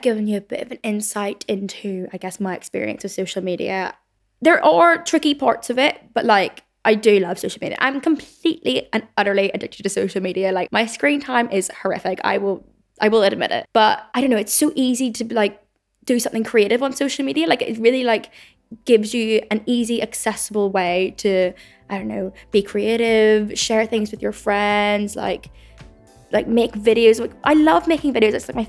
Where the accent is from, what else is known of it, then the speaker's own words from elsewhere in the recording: Belfast, Northern Ireland, United Kingdom; accent: Belfast; then I will subconsciously like really pronounce my like my Belfast accent.